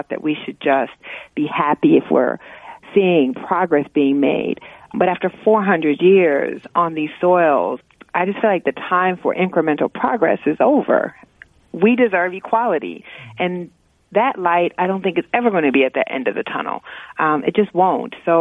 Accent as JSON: {"language": "English", "region": "Iowa", "country": "United States", "tie": "born or raised there", "also_born_or_lived": "Oregon / North Carolina / New York", "moved": "yes", "said": "I grew up in Iowa and was bused as part of a school segregation program"}